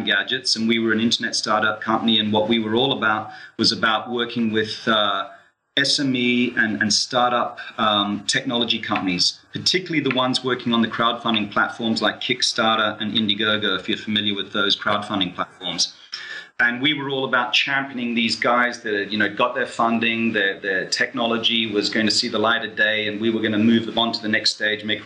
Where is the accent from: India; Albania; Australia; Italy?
Australia; Sydney, New South Wales; also born or lived in London, United Kingdom / Sweden; now in Bournemouth, United Kingdom; I'm originally from Sydney, Australia, but I've lived, you know, throughout the world over many years